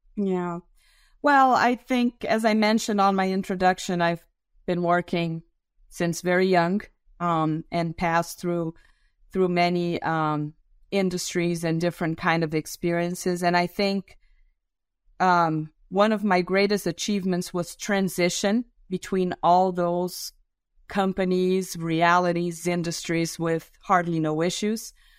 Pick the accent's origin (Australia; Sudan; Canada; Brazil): Brazil; English is a second language; I'm also a Brazilian